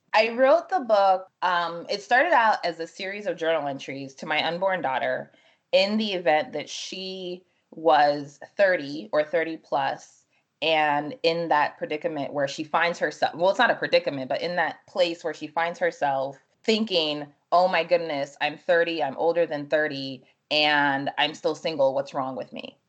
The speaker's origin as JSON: {"language": "English", "region": "New Jersey", "country": "United States", "tie": "born or raised there", "also_born_or_lived": "Freetown, Sierra Leone", "said": "my family came here when I was five going on six, and we settled in New Jersey. So I grew up in New Jersey"}